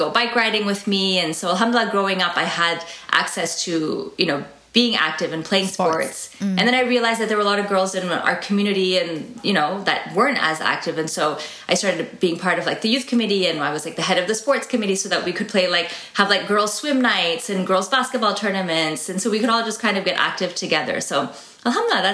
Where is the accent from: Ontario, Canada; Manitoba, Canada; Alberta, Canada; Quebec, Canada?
Ontario, Canada; Toronto; also born or lived in United States; And I live in Toronto, Canada. I was born in Toronto, lived here most of my life, all of my life, like 1 year we lived in the States